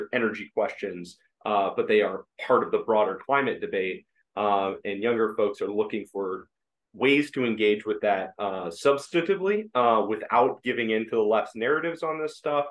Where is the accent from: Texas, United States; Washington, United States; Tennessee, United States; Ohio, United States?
Ohio, United States; I'm from Ohio, went to the Ohio State University